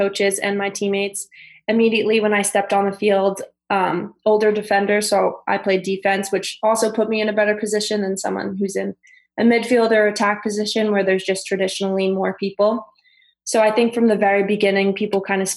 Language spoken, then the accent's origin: English; South Shore of Long Island, New York, United States; also born or lived in Florida; I grew up on the South Shore of Long Island